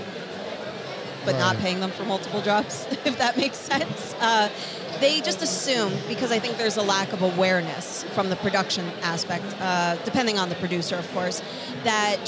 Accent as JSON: {"language": "English", "region": "northwestern New Jersey", "country": "United States", "tie": "born or raised there", "moved": "as an adult", "lives_now": "Brooklyn, New York, United States", "said": "I grew up in the most beautiful, exotic place of northwestern New Jersey"}